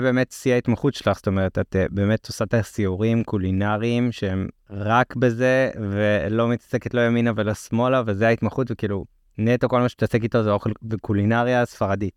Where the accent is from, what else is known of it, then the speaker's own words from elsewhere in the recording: Israel; אנחנו אה, ככה לפעמים יותר שמרנים בתור ישראלים